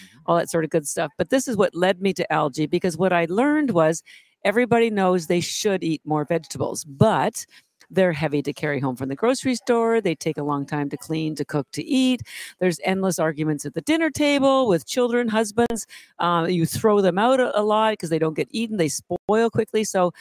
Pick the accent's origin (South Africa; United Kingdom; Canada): Canada; moved away as an adult; now in Boston, United States; I'm actually Canadian